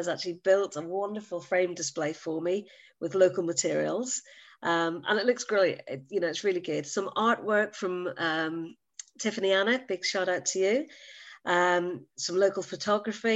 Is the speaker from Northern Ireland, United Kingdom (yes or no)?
yes; Northern Ireland, United Kingdom; moved away as an adult; also born or lived in Manchester / Jersey; now in Guernsey; Many, many years ago in the little land of Northern Ireland. No, I'm Irish by birth.